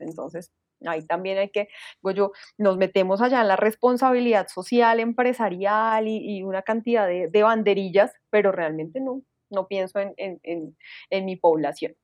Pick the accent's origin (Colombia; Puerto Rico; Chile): Colombia; yo, como bueno colombiano